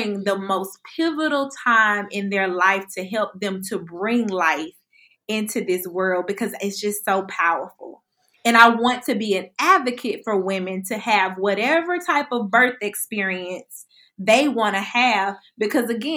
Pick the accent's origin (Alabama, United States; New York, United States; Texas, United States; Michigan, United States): Alabama, United States; Birmingham; I'm from Birmingham, Alabama